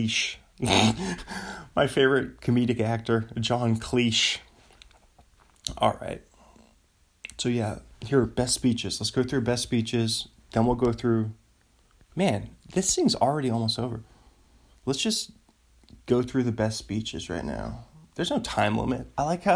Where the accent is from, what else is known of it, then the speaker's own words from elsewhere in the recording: United States; I'm an American